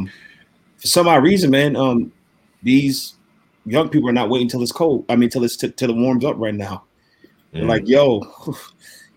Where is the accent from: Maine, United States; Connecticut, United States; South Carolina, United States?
Connecticut, United States; Waterbury; now in Minneapolis, United States; I was born and raised in New Haven County, to be specific, Waterbury, Connecticut